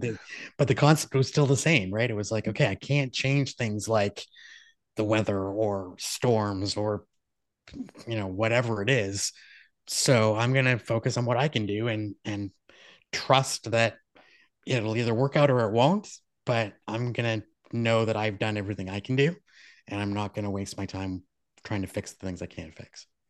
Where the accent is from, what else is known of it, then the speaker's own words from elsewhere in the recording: Moncton, New Brunswick, Canada; where I was born in Moncton, New Brunswick